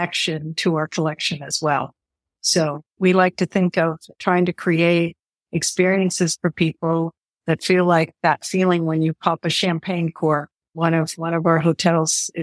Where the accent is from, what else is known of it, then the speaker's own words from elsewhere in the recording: Western Pennsylvania, United States; I grew up in a family hotel business. It actually was a combination ski area, year-round resort in Western Pennsylvania